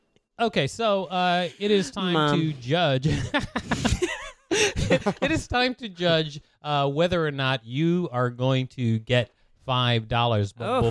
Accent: New York, United States; I'm from the real New York.

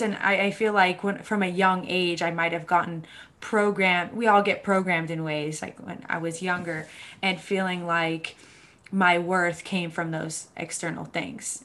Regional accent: Boston, Massachusetts, United States; I grew up in Boston, Massachusetts

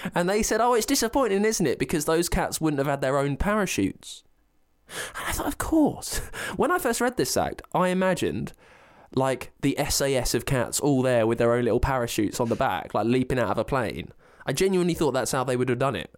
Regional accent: Berkshire, South East England, United Kingdom; I'm from Berkshire

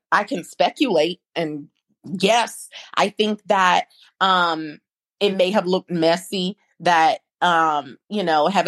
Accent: Midwest, United States; I'm a Midwesterner at heart.

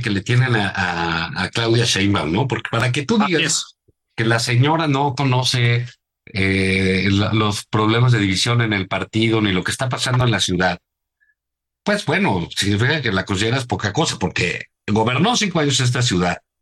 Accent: Mexico City, Mexico; los que vivimos en la Ciudad de México

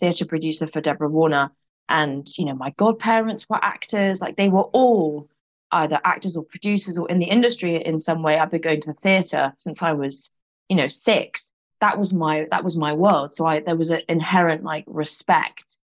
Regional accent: London, United Kingdom; growing up in London

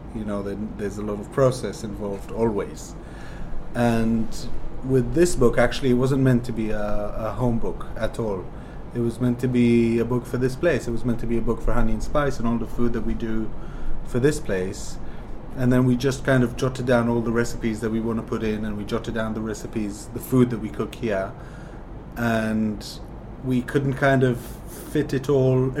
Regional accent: Jerusalem, Jerusalem District, Israel; I'm from Jerusalem, which is in the center of Israel

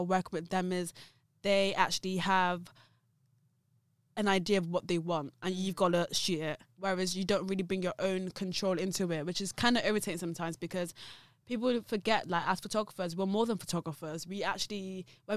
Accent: Gloucester, South West England, United Kingdom; also born or lived in London; I'm from Gloucester. I'm not actually from London, but I actually managed to establish my business in London

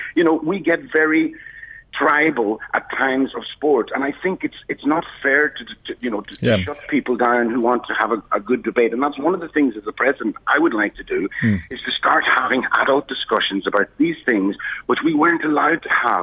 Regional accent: Donegal, Ulster, Ireland; now in Dublin, Ireland; when I grew up in Donegal in 1961, I was born. I was the only black guy in the whole county.

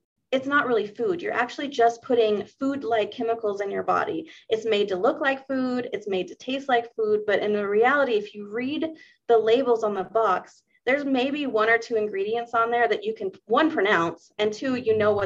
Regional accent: the South, United States; I grew up in the South

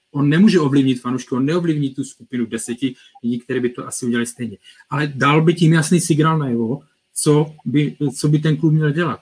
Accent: Czechia; my jako Češi

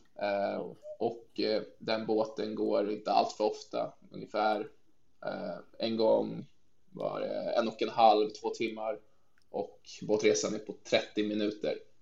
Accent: Stockholm, Stockholm County, Sweden; moved away as an adult; also born or lived in Norrköping / Barcelona; now in Faroe Islands; är född i Norrköping men har bott hela mitt liv nästan i Stockholm i Sverige

